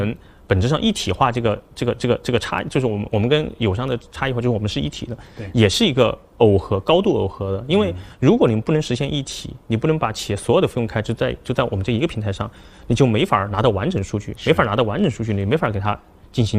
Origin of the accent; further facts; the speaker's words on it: China; 我们中国人的勤奋